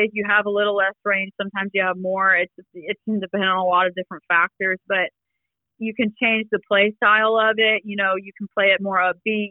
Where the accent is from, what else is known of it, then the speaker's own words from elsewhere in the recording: Columbus, Georgia, United States; also born or lived in Cumming, Georgia; I was born and raised in Columbus, Georgia. And then we moved up to Cumming